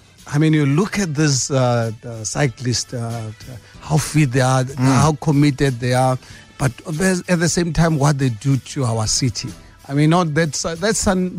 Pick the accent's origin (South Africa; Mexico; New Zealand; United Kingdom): South Africa; as a South African